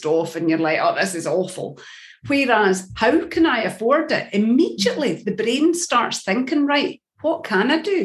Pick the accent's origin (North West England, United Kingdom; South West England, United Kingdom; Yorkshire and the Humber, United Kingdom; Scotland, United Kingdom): Scotland, United Kingdom; I'm a Scottish